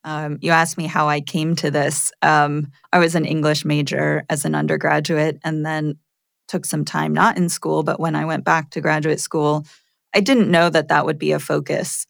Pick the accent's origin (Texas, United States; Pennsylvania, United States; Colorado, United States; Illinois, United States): Pennsylvania, United States; Poconos region of; born or raised there; moved away as an adult; also born or lived in Massachusetts